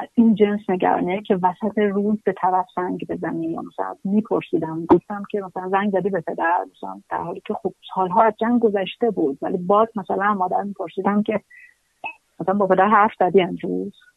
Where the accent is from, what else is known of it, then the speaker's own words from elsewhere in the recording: Kermanshah, Kermanshah Province, Iran; also born or lived in Qom / Tehran; ما دو بار از کرمانشاه آمدیم بیرون